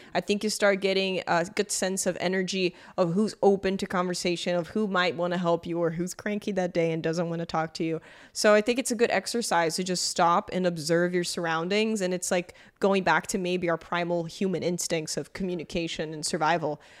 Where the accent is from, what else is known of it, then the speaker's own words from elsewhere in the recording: Brazil; I grew up in Brazil